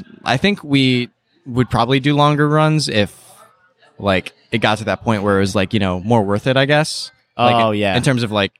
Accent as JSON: {"language": "English", "town": "Toledo", "region": "Ohio", "country": "United States", "said": "Toledo, Ohio."}